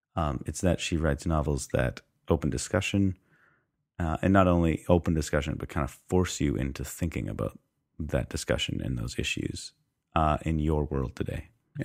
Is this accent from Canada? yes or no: yes; Canada; Yes, that's true. Yeah, we are Canadian, so that changes things.